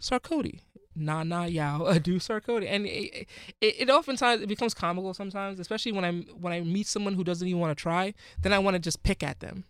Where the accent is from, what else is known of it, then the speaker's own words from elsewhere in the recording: Ghana; now in United States; I'm from Ghana